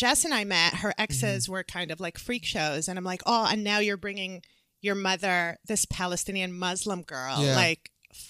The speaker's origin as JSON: {"language": "English", "town": "Montreal", "region": "Quebec", "country": "Canada", "first_language": "Arabic", "second_language": "English", "said": "for us Montrealers"}